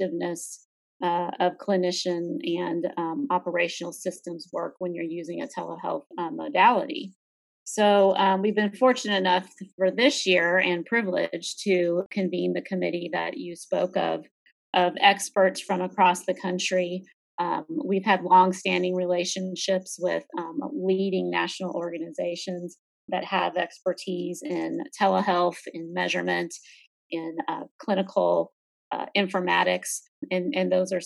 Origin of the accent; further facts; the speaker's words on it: Dallas-Fort Worth area, Texas, United States; I'm from the Dallas-Fort Worth area. That's where I grew up